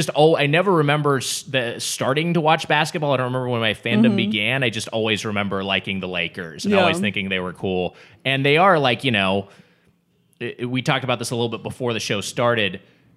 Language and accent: English; LA County, California, United States; I grew up in LA County and I was born in 1980